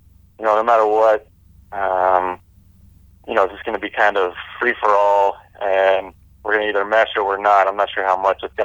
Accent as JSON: {"language": "English", "region": "Indiana", "country": "United States", "tie": "born or raised there", "moved": "yes", "said": "I'm growing up in Indiana"}